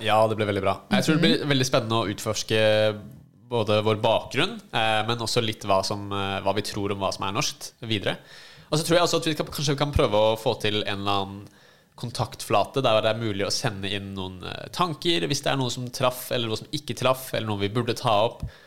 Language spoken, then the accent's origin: Norwegian; Oslo, Norway; also born or lived in United States; jeg er født og oppvokst i Oslo